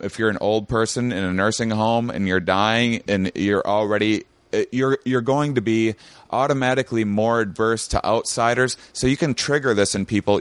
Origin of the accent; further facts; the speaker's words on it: La Crosse, Wisconsin, United States; I had an upbringing in my my small Wisconsin town